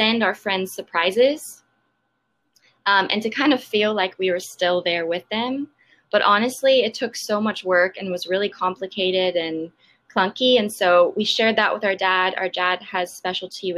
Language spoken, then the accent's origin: English; Austin, Texas, United States; also born or lived in San Diego; I grew up in Austin